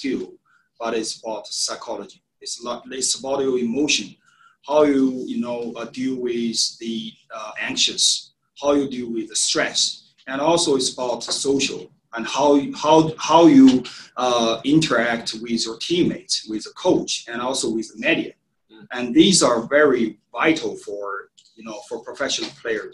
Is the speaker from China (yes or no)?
yes; China; moved away as an adult; now in United States; I'm from China, and also I stay here in the U.S. for 1 year already.